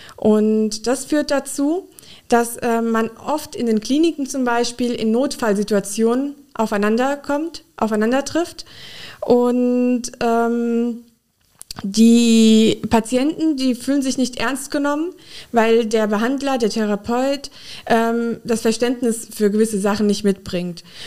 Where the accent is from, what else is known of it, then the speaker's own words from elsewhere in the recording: Frankenthal, Rhineland-Palatinate, Germany; moved away as an adult; also born or lived in Mainz; now in Koblenz, Germany; Ich bin in der Pfalz in Frankenthal aufgewachsen